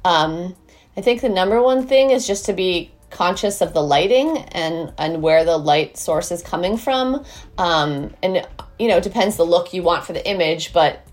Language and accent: English; Boston, Massachusetts, United States; also born or lived in Martha's Vineyard; now in Brooklyn, United States; I'm in Brooklyn where I'm based, but I grew up in Boston